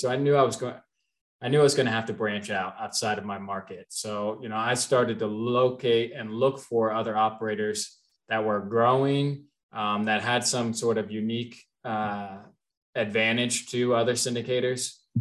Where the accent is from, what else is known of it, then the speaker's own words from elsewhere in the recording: Cincinnati, Ohio, United States; also born or lived in Kentucky; I was born in Cincinnati, raised there, went to University of Kentucky